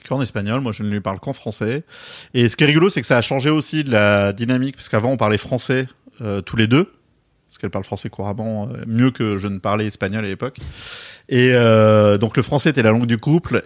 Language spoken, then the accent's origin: French; Bordeaux, Nouvelle-Aquitaine, France; accent: bordelais; j'ai un accent bordelais